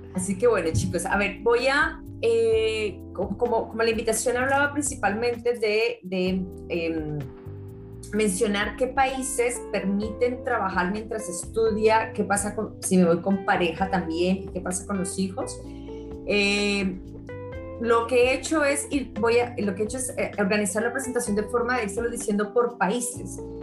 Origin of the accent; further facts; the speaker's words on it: Colombia; moved away; also born or lived in Australia / England; Soy colombiana